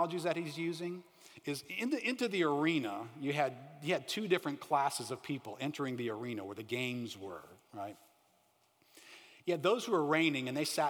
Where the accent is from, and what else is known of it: United States